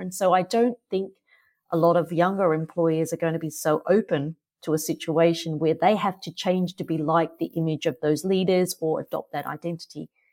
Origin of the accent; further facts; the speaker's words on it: Australia; accent: Australian; moved away as an adult; also born or lived in Singapore; I'm Australian, so you can probably hear that from my accent